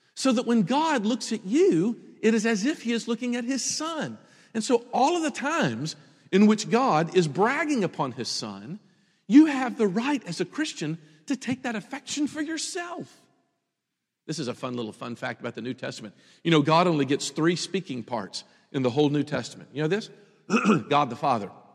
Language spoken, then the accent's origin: English; Memphis, Tennessee, United States; moved away; I grew up in Memphis